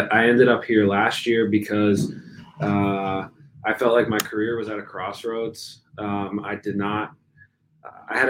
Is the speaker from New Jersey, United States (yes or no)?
yes; New Jersey, United States; moved away; also born or lived in Virginia; I grew up in New Jersey